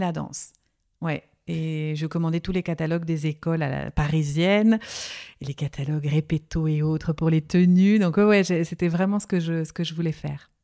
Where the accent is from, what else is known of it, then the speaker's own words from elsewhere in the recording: Nancy, Grand Est, France; J'ai grandi en Lorraine, à Nancy.